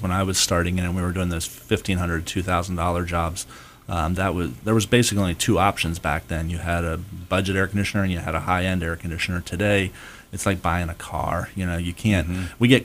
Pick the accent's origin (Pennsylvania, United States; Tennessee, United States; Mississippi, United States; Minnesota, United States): Pennsylvania, United States; now in Florida, United States; I grew up in Pennsylvania